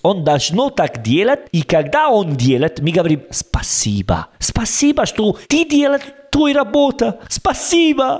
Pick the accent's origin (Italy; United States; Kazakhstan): Italy; Russian is a second language; Я из Италии